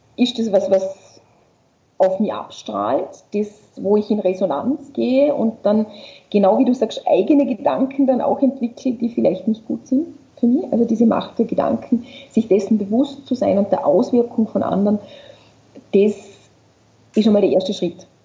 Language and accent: German; Vorarlberg, Austria; ich komme aus Vorarlberg und mein Papa war Skilehrer